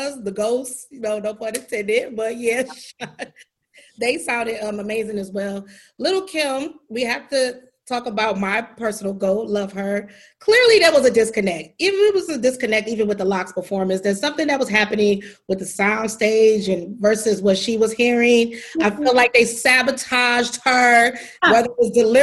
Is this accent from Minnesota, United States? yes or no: no; Detroit, Michigan, United States; my hometown, Detroit, somewhere in Michigan